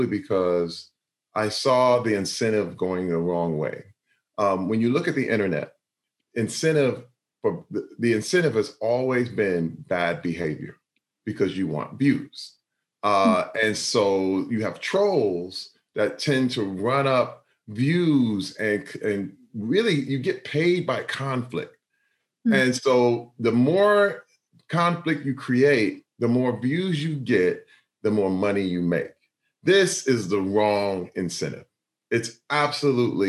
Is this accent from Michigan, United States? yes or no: yes; Flint, Michigan, United States; Growing up in Flint, Michigan, I was pretty poor.